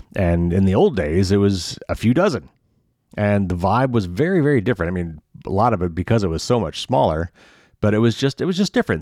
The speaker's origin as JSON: {"language": "English", "region": "Indiana", "country": "United States", "said": "I'm from Indiana"}